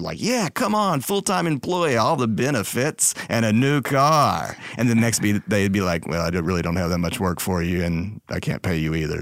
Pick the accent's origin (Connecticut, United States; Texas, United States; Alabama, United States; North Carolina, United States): Texas, United States; also born or lived in Dallas; I'm from Texas.